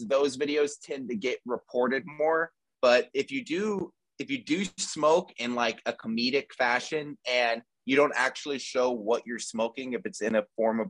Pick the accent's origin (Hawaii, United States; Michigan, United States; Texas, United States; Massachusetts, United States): Texas, United States; Houston; now in Los Angeles, United States; I'm from Houston, Texas, and I currently live